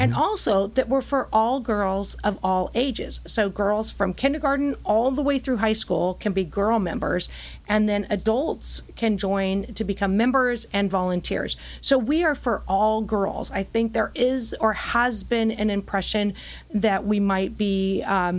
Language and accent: English; Huntington Beach, California, United States; I am an Orange County girl. I grew up in Orange County, did my Girl Scouting experience here. I'm a proud Oiler from Huntington Beach High School